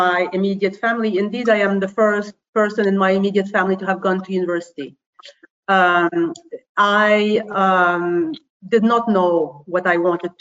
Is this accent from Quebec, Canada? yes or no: yes; Montreal, Quebec, Canada; first language French; English is a second language; moved away as an adult; also born or lived in Paris; now in London, United Kingdom; I am Canadian. I'm originally from Montreal. I am based in London.